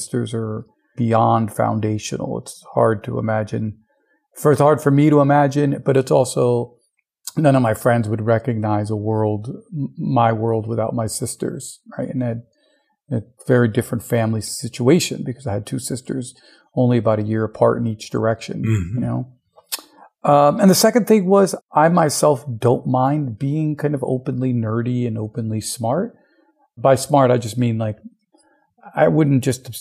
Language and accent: English; United States; the custom that I grew up in the United States